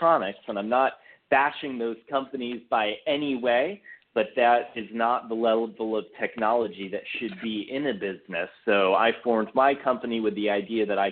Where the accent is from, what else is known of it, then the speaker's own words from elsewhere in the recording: Redwood City, California, United States; moved away as an adult; now in Los Angeles area, United States; I grew up originally in Silicon Valley in a small town called Redwood City that's not so small anymore.